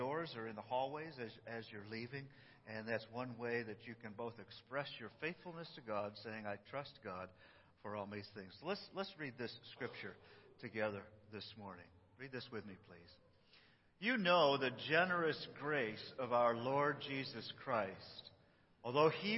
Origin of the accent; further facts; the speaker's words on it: New York, United States; I'm from New York